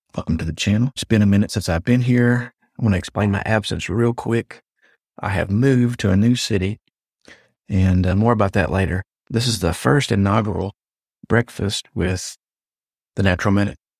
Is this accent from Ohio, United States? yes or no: no; Jefferson, Texas, United States; my hometown of Jefferson, Texas